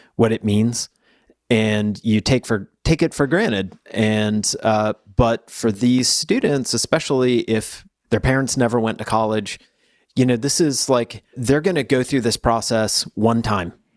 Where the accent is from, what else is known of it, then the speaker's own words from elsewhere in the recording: the South, United States; I'm from the South.